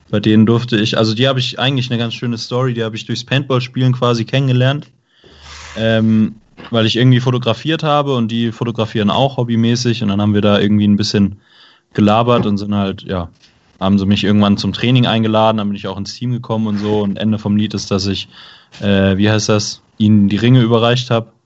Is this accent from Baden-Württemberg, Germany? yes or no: yes; Baden-Württemberg, Germany; Genau, also ich komme aus der Stuttgarter Gegend und würde mich dann dementsprechend tatsächlich eher im Süden aufhalten.